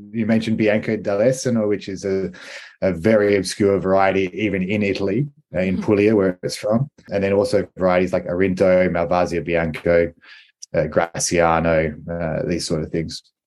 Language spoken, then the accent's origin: English; Riverland, South Australia, Australia; I grew up in the Riverland. I was born and raised in the Riverland and in the wine industry.